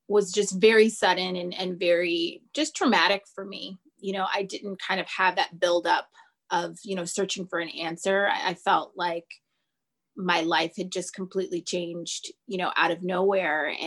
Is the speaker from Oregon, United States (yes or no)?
no; Los Angeles, California, United States; I am from Los Angeles, California